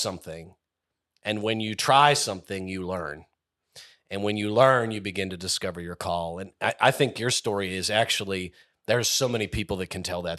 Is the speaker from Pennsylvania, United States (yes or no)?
yes; Indiana, Pennsylvania, United States; I grew up in Indiana